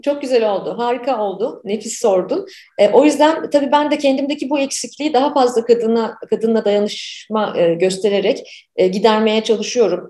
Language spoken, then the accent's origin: Turkish; Ankara, Turkey; moved away as an adult; also born or lived in Canada; 90'ları ben Ankara'da büyüdüm, 90'larda Ankara'daydım.